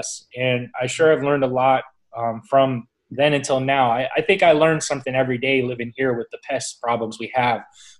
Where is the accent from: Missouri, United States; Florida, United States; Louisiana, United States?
Florida, United States; Southwest; as a kid growing up here, I was in Boy Scouts growing up